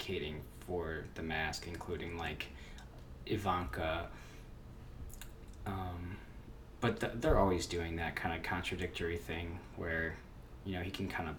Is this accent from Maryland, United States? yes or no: yes; Maryland, United States; I'm from the People's Republic of Maryland